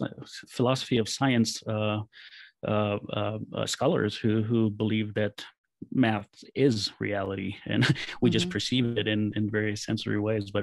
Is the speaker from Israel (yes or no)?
yes; Israel; moved away as an adult; also born or lived in California; when I grew up in Israel, the country was mostly empty, and I grew up in the fields